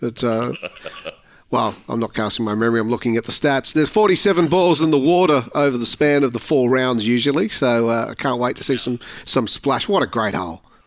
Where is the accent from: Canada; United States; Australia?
Australia; Manly, New South Wales; I grew up in Manly Beach.